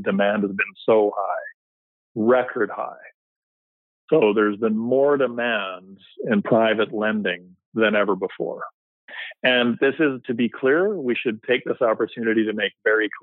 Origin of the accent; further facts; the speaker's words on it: Vancouver, British Columbia, Canada; basically born and raised in Vancouver